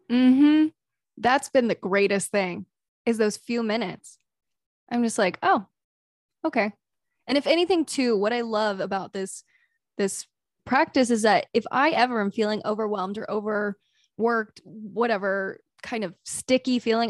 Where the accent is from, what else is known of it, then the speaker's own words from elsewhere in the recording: the South, United States; I grew up in the South